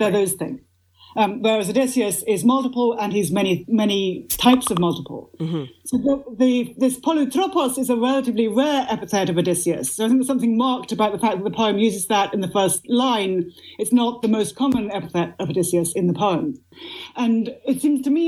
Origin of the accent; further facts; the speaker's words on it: Oxford, South East England, United Kingdom; I grew up in Oxford, England.